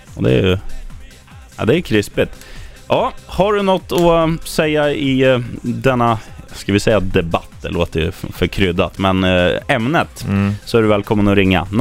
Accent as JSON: {"language": "Swedish", "town": "Eskilstuna", "region": "Södermanland", "country": "Sweden", "tie": "born or raised there", "said": "min hemstad Eskilstuna"}